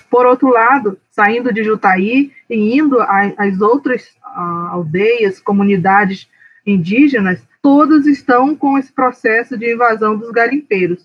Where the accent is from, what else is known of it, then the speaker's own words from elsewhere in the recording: Santo Antônio do Içá, Amazonas, Brazil; eu sou de Santo Antônio do Içá, no Alto Solimões, no Amazonas.